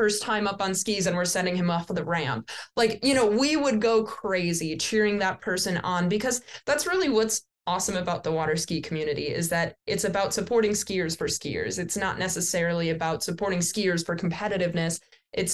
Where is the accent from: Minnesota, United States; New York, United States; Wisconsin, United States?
Wisconsin, United States; I'm from Wisconsin